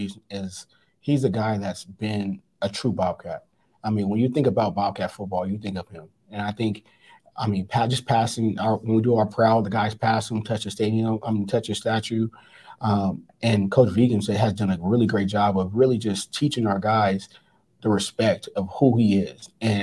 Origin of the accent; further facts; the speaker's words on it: California, United States; now in Montana, United States; I mean, I came here from Southern California not knowing where Montana really was on the map.